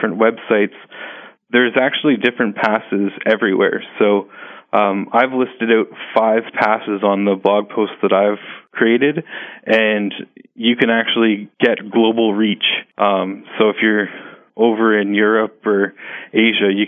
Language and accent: English; Canada; I'm Canadian, and one of our local evangelists here